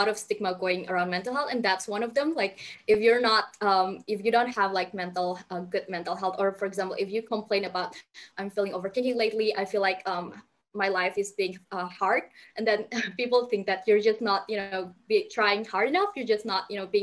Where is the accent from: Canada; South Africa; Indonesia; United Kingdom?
Indonesia; I'm from Indonesia